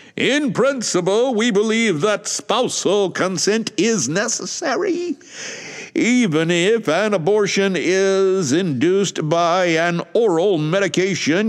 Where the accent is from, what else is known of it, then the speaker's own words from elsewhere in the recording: United States; moved away; I don't live in the U S A, but I am an American